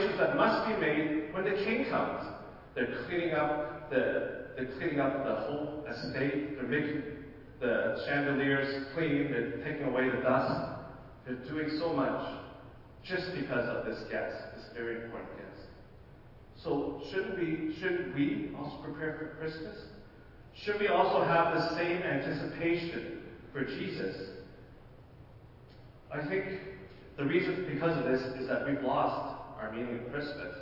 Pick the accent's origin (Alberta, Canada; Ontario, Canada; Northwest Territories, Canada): Ontario, Canada; Ottawa; I come from Ottawa